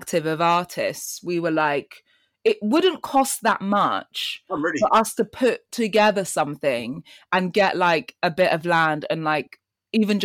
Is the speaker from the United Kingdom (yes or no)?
yes; London, United Kingdom; also born or lived in Kenya; I was born in Kenya and came to London when I was 3 and then spent all of my life here until I think 18